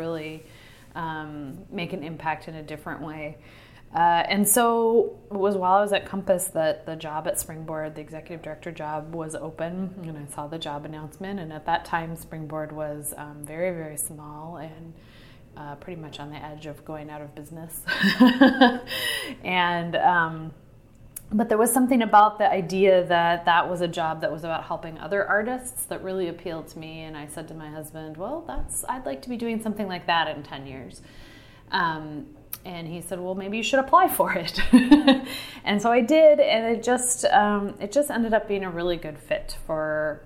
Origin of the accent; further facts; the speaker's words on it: Kansas, United States; moved away as an adult; now in Minneapolis, United States; I'm from Kansas originally